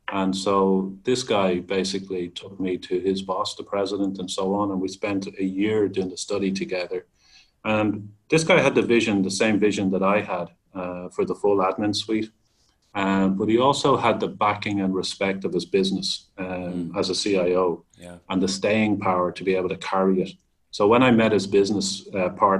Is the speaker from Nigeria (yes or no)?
no; Ireland; being Irish